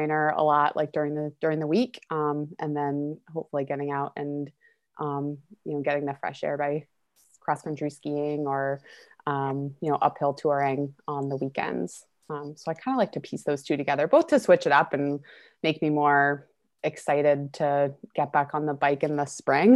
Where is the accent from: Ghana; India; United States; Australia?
United States; Vermont; I grew up here and, you know, spent my childhood, playing and riding on dirt roads